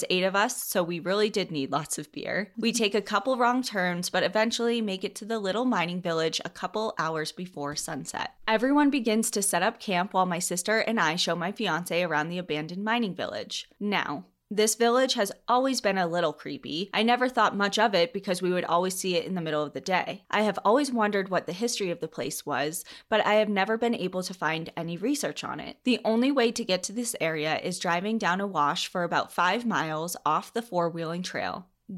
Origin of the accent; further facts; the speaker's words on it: Arizona, United States; To begin, I will say that growing up in Southern Arizona, I was raised in the outdoors.